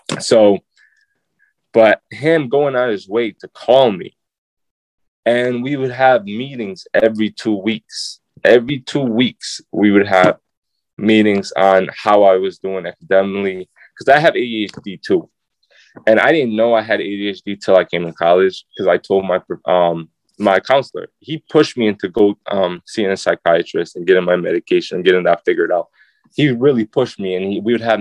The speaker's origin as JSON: {"language": "English", "town": "Syracuse", "region": "New York", "country": "United States", "said": "I'm a kid from Nottingham"}